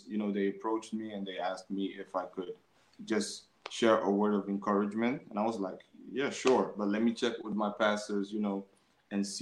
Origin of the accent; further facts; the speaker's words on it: Amsterdam, North Holland, Netherlands; I grew up in Amsterdam North